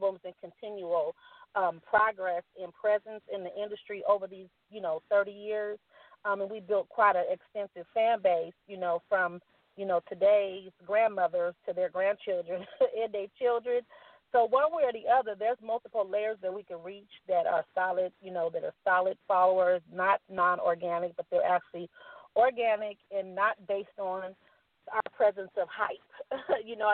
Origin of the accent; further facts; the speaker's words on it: San Francisco Bay Area, California, United States; I'm from the Bay, San Francisco Bay Area, Oakland, Vallejo, San Francisco, Richmond, San Jose.